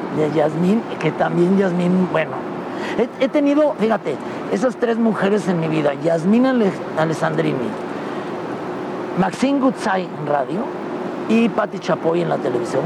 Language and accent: Spanish; León, Guanajuato, Mexico; moved away as an adult; soy muy orgulloso de ser de León. Quiero mucho, aquí vive toda mi familia porque yo sí aquí nací